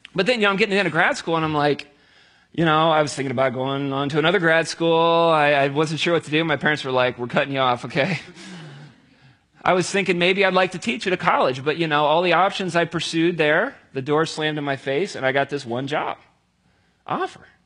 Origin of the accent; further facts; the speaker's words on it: near Cincinnati, Ohio, United States; I grew up down near Cincinnati